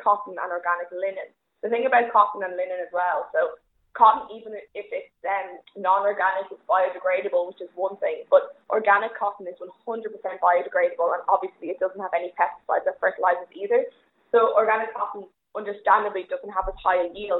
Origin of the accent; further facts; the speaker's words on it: Ireland; as an Irish person